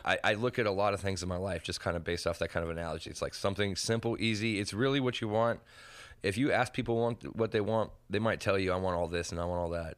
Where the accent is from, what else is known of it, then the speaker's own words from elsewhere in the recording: Henderson, Nevada, United States; I grew up in Old Henderson